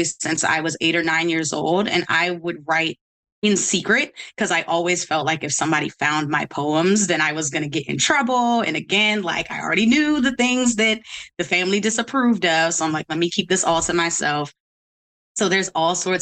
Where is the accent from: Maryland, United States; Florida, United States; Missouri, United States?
Maryland, United States; Baltimore; also born or lived in Washington, District of Columbia, United States; I'm from Baltimore, DC is really where my like social life is and where my queer upbringing kind of happened